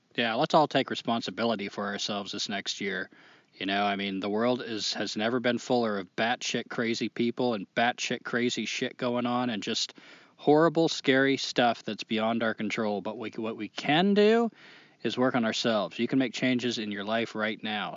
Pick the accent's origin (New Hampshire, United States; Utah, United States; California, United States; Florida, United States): New Hampshire, United States; now in North Carolina, United States; I'm from New Hampshire, but now I live in North Carolina and call it home